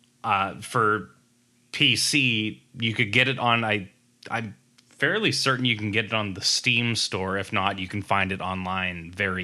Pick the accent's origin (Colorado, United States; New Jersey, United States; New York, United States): New Jersey, United States